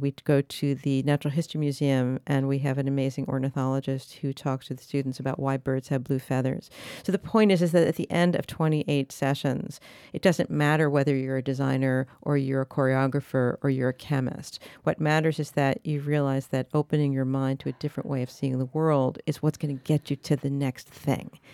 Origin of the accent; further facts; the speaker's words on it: Paris, Île-de-France, France; moved away; I grew up in Paris